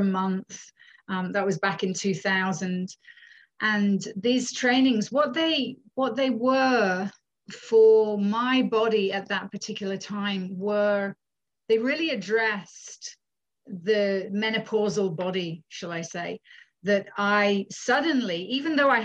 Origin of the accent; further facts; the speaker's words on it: United Kingdom; moved away as an adult; also born or lived in Scotland / Findhorn, Scotland; now in Canada; I'm from the UK originally, born in the UK to a Canadian mother